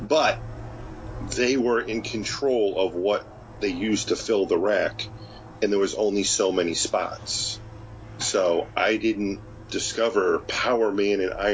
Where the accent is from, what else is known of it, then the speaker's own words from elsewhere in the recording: Connecticut, United States; I'm from Connecticut, and in Connecticut, growing up, there wasn't really any comic book stores in my area when I was young